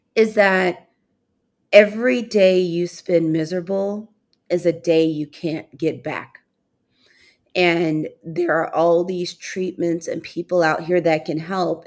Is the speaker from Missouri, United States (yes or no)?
yes; St. Louis, Missouri, United States; I grew up in Saint Louis, Missouri, and my father's family is from Mississippi